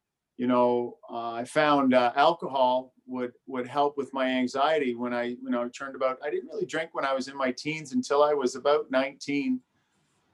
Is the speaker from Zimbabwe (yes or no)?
no; Brockville, Ontario, Canada; moved down here to Brockville, where we are now, when I was about six. And I grew up here